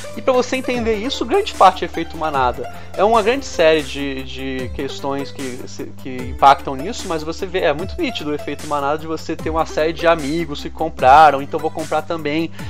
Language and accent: Portuguese; Rio de Janeiro, Brazil; Eu, como sou do, do Rio